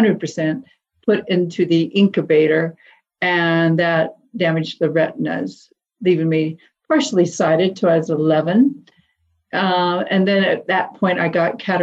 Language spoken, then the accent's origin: English; Indianapolis, Indiana, United States; I was born in Indianapolis, Indiana, 1953, to upper middle class parents